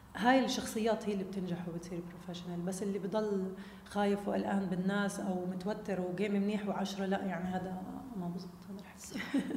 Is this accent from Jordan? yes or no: yes; Jordan; انا اولاد الاردن اللي بالفريق هدول متربيه معهم ولعبه معهم كل حياتي وانا كمان كابتن منتخب اردن